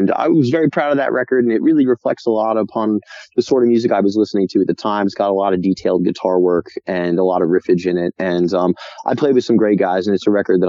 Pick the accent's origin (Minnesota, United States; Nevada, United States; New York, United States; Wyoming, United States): New York, United States; Rockville Centre; my friends from my hometown. I'm from Rockville Center, New York, went to Oceanside School District.